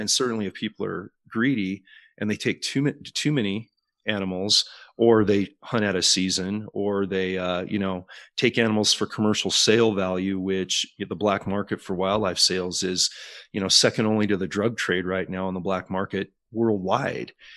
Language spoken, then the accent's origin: English; Morgan Hill, California, United States; I grew up on the West Coast, primarily in the Silicon Valley of California